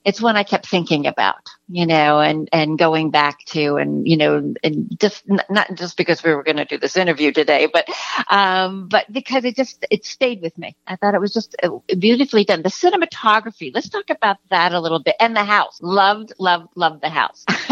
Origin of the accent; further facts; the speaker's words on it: United States; now in California, United States; I'm from the New York area, uh, eh, East, you know, New York, New Jersey area